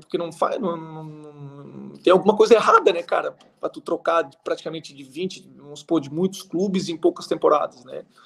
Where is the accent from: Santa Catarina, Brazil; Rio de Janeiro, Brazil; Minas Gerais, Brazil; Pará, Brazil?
Santa Catarina, Brazil; Águas Mornas; moved away as an adult; also born or lived in Qatar; now in United Arab Emirates; A cidade se chama Águas Mornas, eu nasci lá, minha família